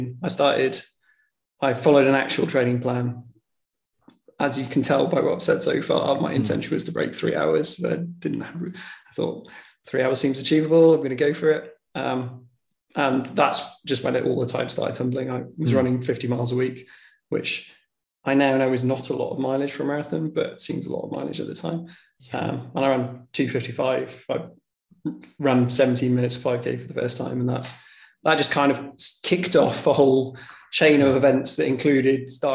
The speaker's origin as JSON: {"language": "English", "town": "Tywyn", "region": "Wales", "country": "United Kingdom", "tie": "born or raised there", "said": "I grew up in Snowdonia, in South Snowdonia, in Towen."}